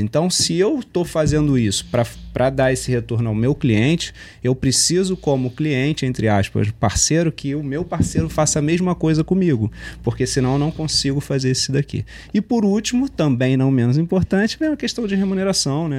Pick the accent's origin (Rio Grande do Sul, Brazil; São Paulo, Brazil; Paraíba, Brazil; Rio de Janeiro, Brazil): Rio de Janeiro, Brazil; gosto de uma praia como bom carioca